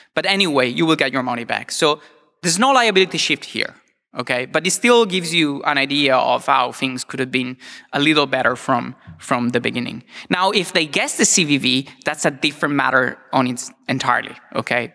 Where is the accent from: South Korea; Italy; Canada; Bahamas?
Italy; I'm from Italy